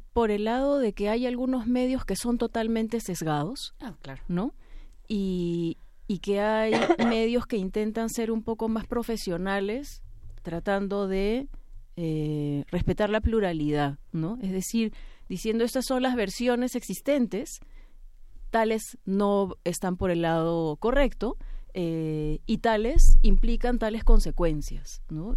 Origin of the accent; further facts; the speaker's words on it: Peru; estamos viviendo también en el Perú